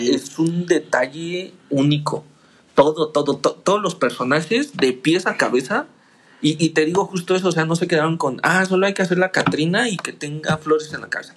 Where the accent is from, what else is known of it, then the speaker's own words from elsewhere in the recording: Mexico; yo soy mexicano